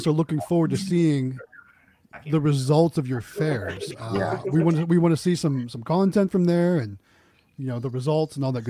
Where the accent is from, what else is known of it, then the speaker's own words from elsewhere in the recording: Youngstown, Ohio, United States; moved away; I'm originally from Youngstown, Ohio, which is kind of known for boxing.